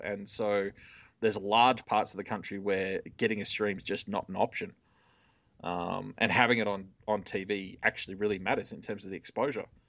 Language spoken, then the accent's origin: English; Sydney, New South Wales, Australia; I'm from here.